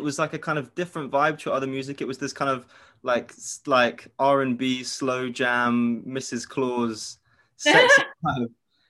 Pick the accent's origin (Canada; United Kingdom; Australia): United Kingdom; London; I'm from North London